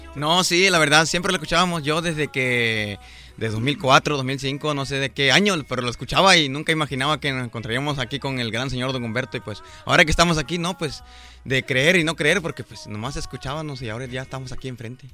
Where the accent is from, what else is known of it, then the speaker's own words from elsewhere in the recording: San Isidro, Oaxaca, Mexico; Somos de San Isidro, Matitlán